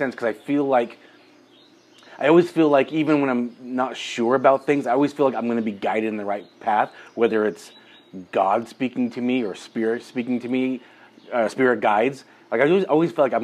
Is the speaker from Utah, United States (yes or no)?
yes; Utah, United States; we're from Utah. The dominant religion here is Mormon or the LDS Church. I was baptized and raised LDS